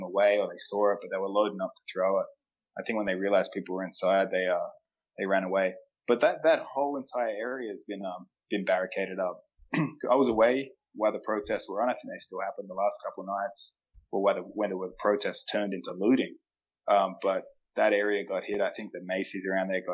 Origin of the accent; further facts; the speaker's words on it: Adelaide, South Australia, Australia; now in New York, United States; I'm from Adelaide